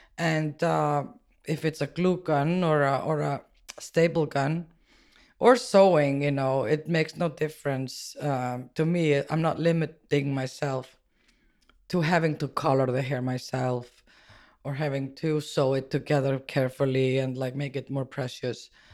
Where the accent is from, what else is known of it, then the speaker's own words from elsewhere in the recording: Iceland; moved away as an adult; now in New York, United States; growing up in Iceland was, uh, quite interesting